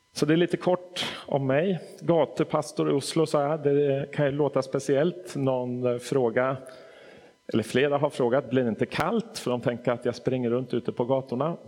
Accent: Stockholm, Stockholm County, Sweden; moved away as an adult; also born or lived in Nacka; now in Hässleholm, Sweden; Jag är född och uppvuxen i Stockholm

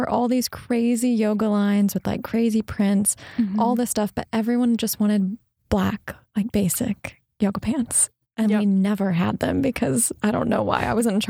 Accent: Kansas, United States; I grew up in Kansas, so we grew up like visiting Colorado a lot.

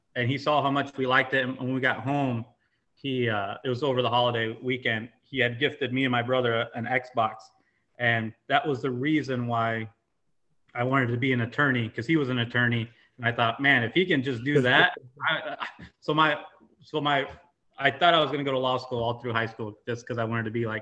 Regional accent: Muscatine, Iowa, United States; also born or lived in Boulder, Colorado; We're both from Muscatine

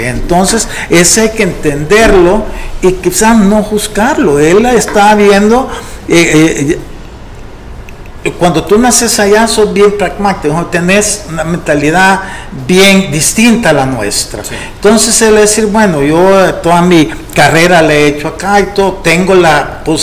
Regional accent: United States; pues sí, pero yo soy gringo, pues, nací en Estados Unidos.

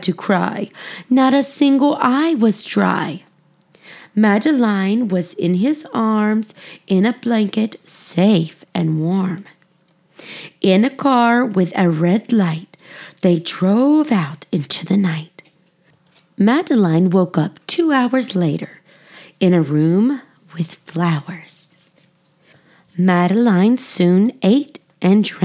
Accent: United States; I'm American, and we struggle with saying foreign things sometimes.

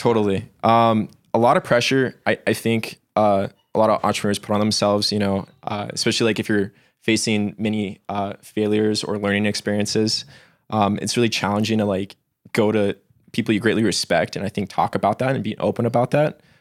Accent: Alaska, United States; moved away as an adult; now in Colorado, United States; I was born and raised in Alaska, and then, uh, kinda made the leap out here in twenty sixteen.

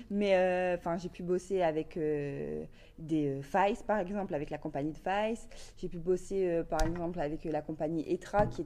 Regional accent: Valenciennes, Hauts-de-France, France; also born or lived in Lille; moi, je viens euh, de Valenciennes

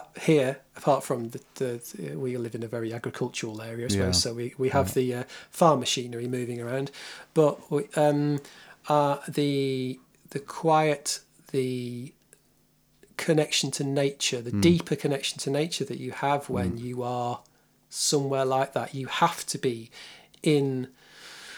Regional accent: England, United Kingdom; in England as an English person with no other

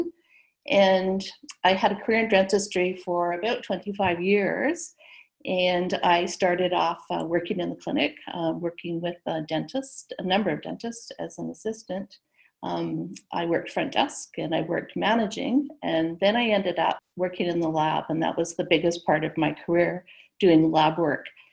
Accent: Vancouver, British Columbia, Canada; I was born in Vancouver, where I'm sitting right now. So born here and living here

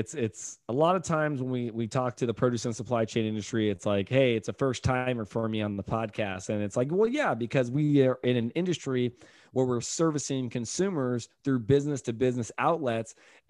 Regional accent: California, United States; also born or lived in Exeter, United States; now in Tampa, United States; I'm right here in Tampa, Florida, but I'm born and raised in California. I lived in Exeter for almost 14 years.

